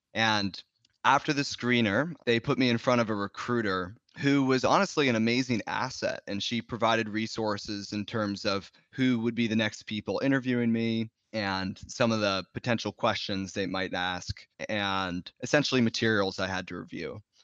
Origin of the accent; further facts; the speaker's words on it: Bay Area, California, United States; I grew up in the Bay Area and tech companies were really idolized here.